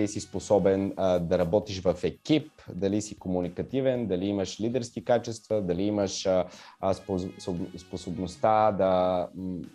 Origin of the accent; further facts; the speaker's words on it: Bulgaria; Тук има, аз не съм единствения българин, има много готини а, момчета и момичета, които ще стават пилоти също така.